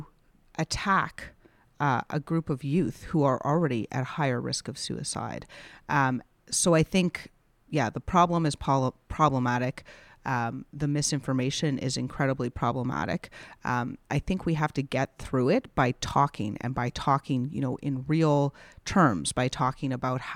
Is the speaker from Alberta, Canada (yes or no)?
yes; Calgary, Alberta, Canada; I grew up in Calgary